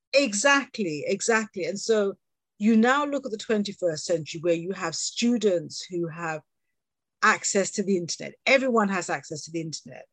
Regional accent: England, United Kingdom; accent: British; also born or lived in Jamaica (parents); born here and having had the wonderful experience of working globally

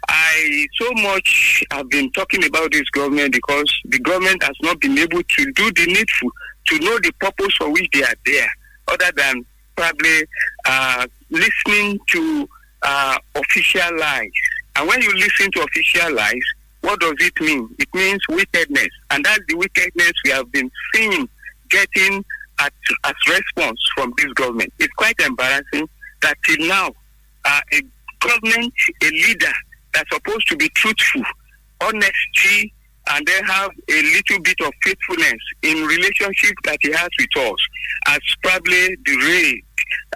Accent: Abeokuta, Ogun State, Nigeria; from Abeokuta. Good morning to you.

